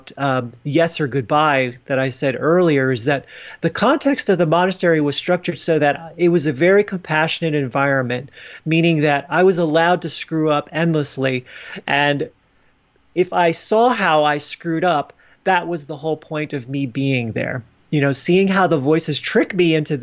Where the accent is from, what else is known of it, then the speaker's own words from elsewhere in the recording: New Jersey, United States; moved away; I knew that I wanted to go back to my hometown in New Jersey to spend some time with my family